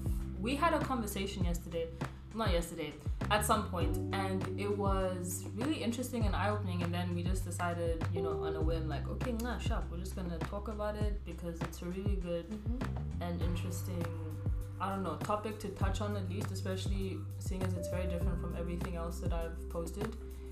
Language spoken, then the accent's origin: English; Namibia; moved away as an adult; also born or lived in South Africa / Hong Kong; now in Atlanta, United States; I'm from Namibia. I have lived in Namibia. Okay. Technically, I've lived there my whole life. Mara, I've been in South Africa for 5 years. Hong Kong for a year, and then now I'm in Atlanta living here.